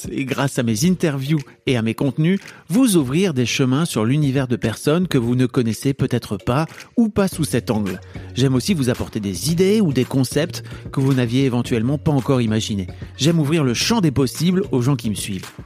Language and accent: French; Dunkirk, Hauts-de-France, France; born or raised there